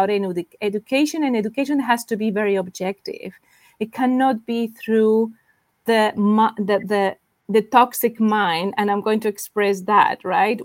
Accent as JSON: {"language": "English", "country": "Spain", "moved": "yes", "lives_now": "New York, United States", "said": "I'm from Spain, and I live in New York right now"}